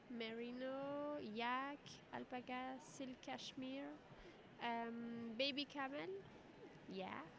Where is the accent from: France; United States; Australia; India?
France; English is a second language; So we are French, so we cannot speak very well in English, but uh, we are coming from France, um, two hours near Paris